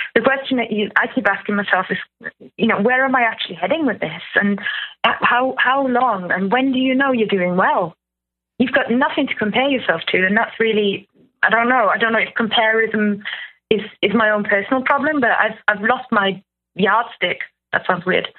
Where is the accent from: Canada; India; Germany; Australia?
Germany; moved away as an adult; now in United Kingdom; I'm from Germany, but I've been here for 10 years.